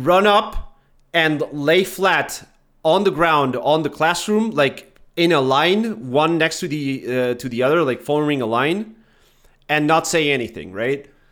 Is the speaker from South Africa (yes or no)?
no; Argentina; I'm from Argentina.